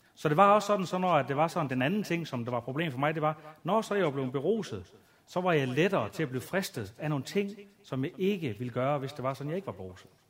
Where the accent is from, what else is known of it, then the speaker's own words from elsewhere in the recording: Aalborg, North Denmark Region, Denmark; jeg voksede op ude i noget, der hedder tooghalvfems tyve Aalborg Øst